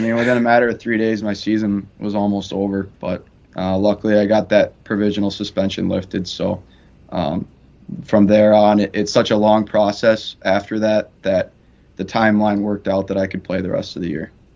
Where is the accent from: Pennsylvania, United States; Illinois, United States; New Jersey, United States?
Illinois, United States; Chicago; moved away; I'm from Chicago